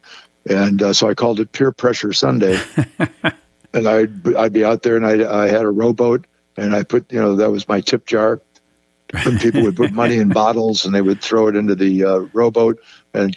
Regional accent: Chicago, Illinois, United States; now in Minocqua, United States; I was raised in around the Chicago area

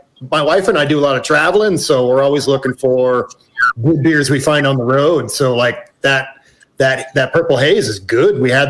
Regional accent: San Francisco, California, United States; now in Colorado, United States; I grew up in San Francisco, so I kind of have an NFC and an AFC team.

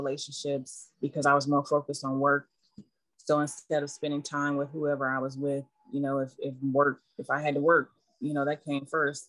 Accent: Germany; I grew up in Germany when I started talking.

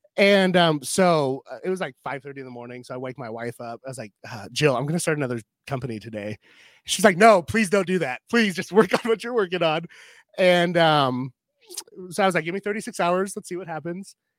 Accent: Pacific Northwest, United States; now in Iowa, United States; I'm from the Pacific Northwest

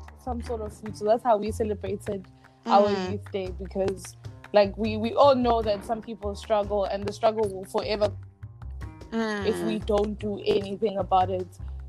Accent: Durban, KwaZulu-Natal, South Africa; English is a second language; I'm from Durban.

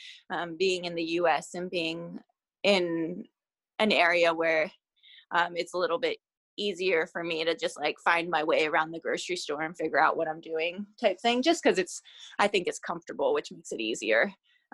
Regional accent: United States; as an American

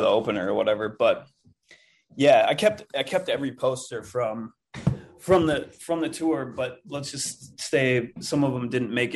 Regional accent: Livingston, Montana, United States; moved away; also born or lived in Minneapolis, Minnesota; I'm originally from Montana.

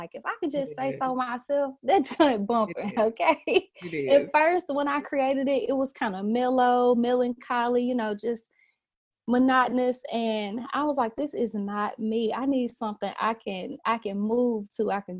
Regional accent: Memphis, Tennessee, United States; Born and raised in Memphis, grew up in church all my life

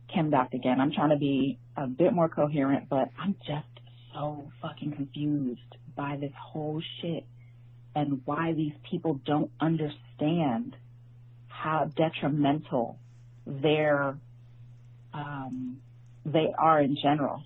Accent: New York, United States; I grew up in New York.

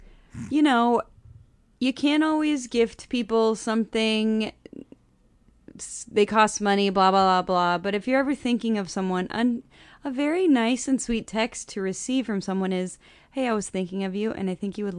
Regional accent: West Linn, Oregon, United States; I'm not from Portland. I'm from West Lynn.

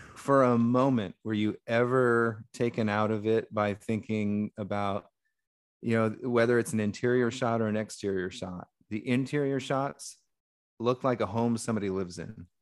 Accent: United States; as a white American who has European ancestry

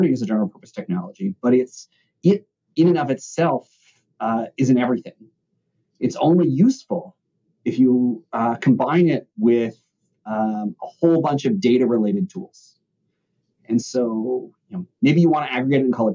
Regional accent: Toronto, Ontario, Canada; also born or lived in Chicago; I grew up in Toronto, Canada, and then in grad school, I was in Chicago

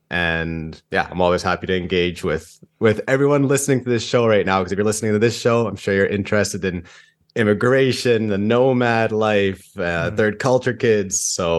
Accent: British Columbia, Canada; also born or lived in Santiago, Chile; And then I was born in Santiago, and then first kid. So kind of panicked, and they're like, okay, well, we want to go somewhere that's wild, but safe. And then someone told them British Columbia. And they're like, all right, we'll go to British Columbia then.

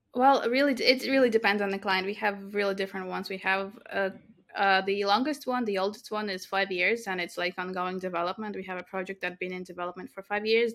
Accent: Latvia; I was born in Latvia, I grew up in Latvia.

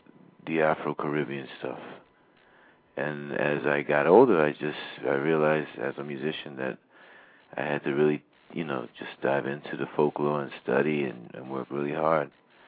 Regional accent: Bethlehem, Pennsylvania, United States; my daddy and my mom were from Puerto Rico, and I was born in Bethlehem, Pennsylvania, so like it's a steel mill town.

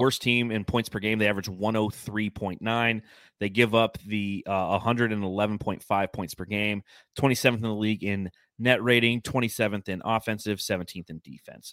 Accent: California, United States; When I was growing up in California, we had our house

